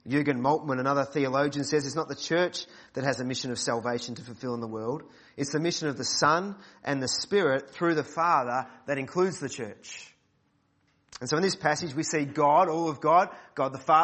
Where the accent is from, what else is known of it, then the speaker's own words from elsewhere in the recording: Mentone, Victoria, Australia; I grew up at Mentone Baptist Church